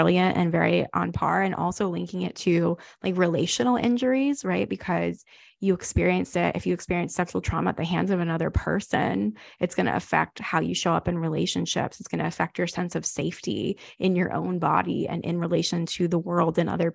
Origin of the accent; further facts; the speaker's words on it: the South, United States; I grew up Jewish, but I grew up Jewish in the South.